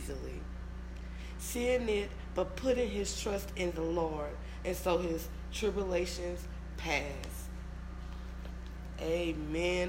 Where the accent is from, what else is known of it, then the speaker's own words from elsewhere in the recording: Louisiana, United States; I'm from Louisiana